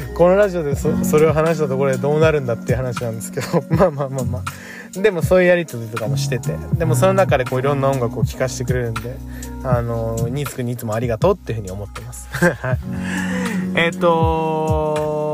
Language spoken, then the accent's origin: Japanese; Tokyo, Japan; 東京で育ってるので本当に地元がないとか帰るところがないって思う